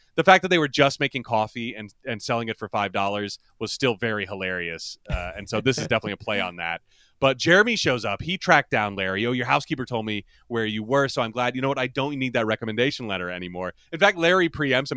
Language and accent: English; Ireland; as an Irish person